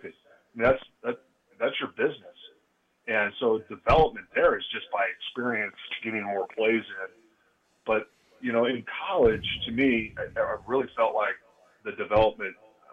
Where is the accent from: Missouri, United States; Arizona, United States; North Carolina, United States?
Arizona, United States; Phoenix; I was born in Phoenix. My mom's family was from Phoenix